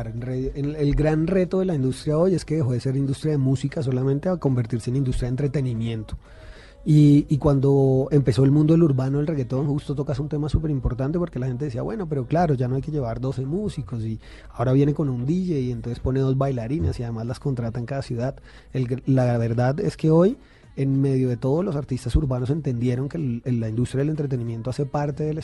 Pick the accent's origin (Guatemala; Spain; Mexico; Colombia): Colombia; Antioquia; accent: paisa; hablando como nosotros en un acento súper colombiano, súper paisa